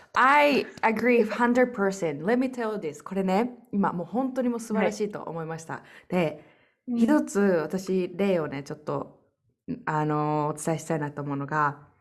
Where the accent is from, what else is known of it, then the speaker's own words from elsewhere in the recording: Japan; moved away as an adult; 私って日本人として